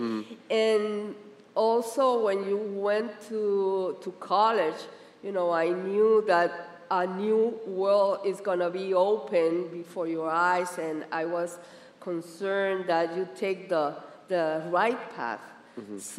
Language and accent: English; Puerto Rico; now in Miami, United States; Especially when we came from Puerto Rico to here to Miami, I was very concerned that, you know, that you how you're gonna get accustomed here in the United States